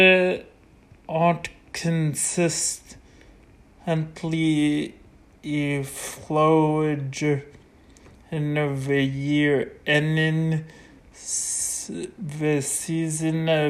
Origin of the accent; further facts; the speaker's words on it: Canada; Excuse my accent, I'm Canadian